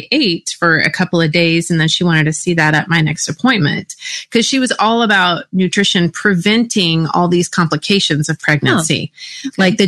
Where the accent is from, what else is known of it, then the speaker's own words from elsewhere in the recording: Texas, United States; I grew up in Texas